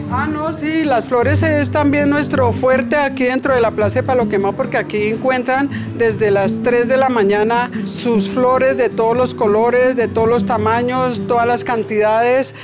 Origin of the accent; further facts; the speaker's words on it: Bogotá, Colombia; yo soy de aquí de Bogotá